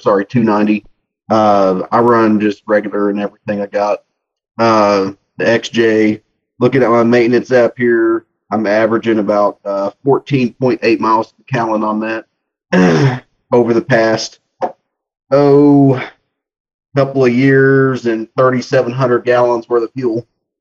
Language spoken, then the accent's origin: English; Greenville, Texas, United States; Greenville, Texas, about an hour east of Dallas